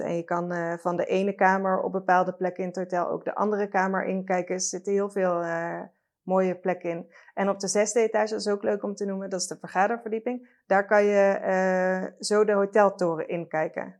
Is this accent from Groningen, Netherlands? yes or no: no; Limburg, Netherlands; ik ben ook opgegroeid in Limburg